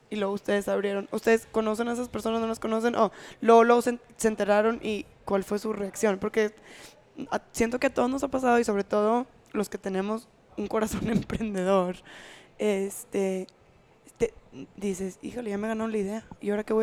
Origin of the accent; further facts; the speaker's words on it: Monterrey, Nuevo León, Mexico; Soy de Monterrey.